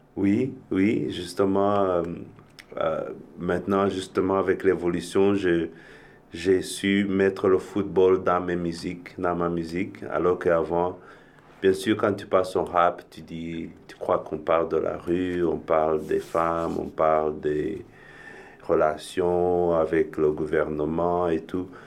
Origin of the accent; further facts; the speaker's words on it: Rwanda; moved away; also born or lived in Europe; je viens originellement du Rwanda, j'ai vécu un peu en Europe